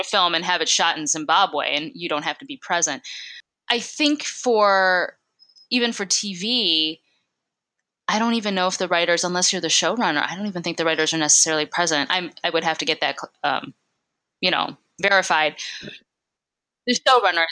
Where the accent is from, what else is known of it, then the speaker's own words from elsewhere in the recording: Michigan, United States; now in Los Angeles, United States; I'm from Michigan